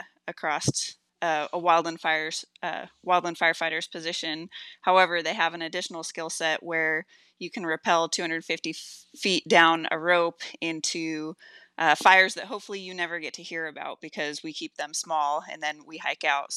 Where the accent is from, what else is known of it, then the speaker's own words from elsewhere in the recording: Chelan, Washington, United States; my hometown of Chelan in Washington